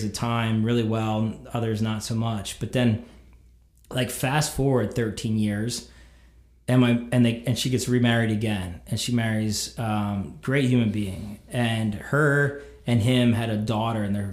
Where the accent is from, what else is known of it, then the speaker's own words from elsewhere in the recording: Columbia, Pennsylvania, United States; I grew up in Columbia, Pennsylvania